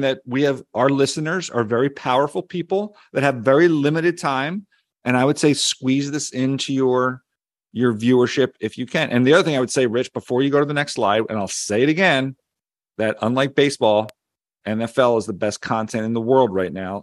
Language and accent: English; Philadelphia, Pennsylvania, United States; accent: Philly; my Philly accent